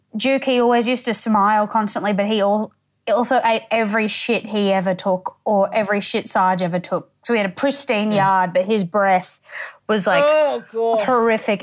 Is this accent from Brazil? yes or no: no; Townsville, Queensland, Australia; also born or lived in Tully, Queensland / Innisfail, Queensland; I'm from Townsville, which is it's sort of like I think oh. now about two hundred thousand. It's not that small, yeah. but um, I'm from out sort of like on the edge of it, Blue Water.